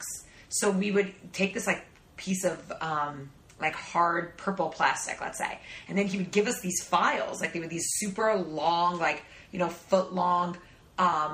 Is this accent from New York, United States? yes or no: yes; New York City, New York, United States; accent: New York; moved away as an adult; now in Los Angeles, United States; growing up in Brooklyn, New York